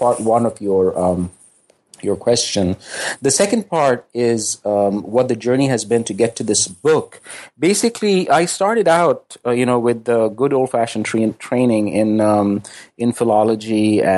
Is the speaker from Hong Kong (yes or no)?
no; Pakistan; I mean, I grew up in basically in the Zia years in Pakistan, when religion had really become this kind of frequently oppressive public presence in politics and in public life.